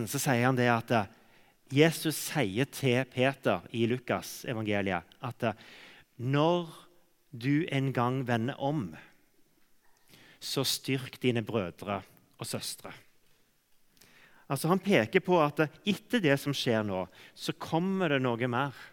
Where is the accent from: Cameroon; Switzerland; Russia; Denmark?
Cameroon; For jeg vokste opp i, i Kamerun, sånn at jeg gikk glipp av alle disse omvendelsesmøtene.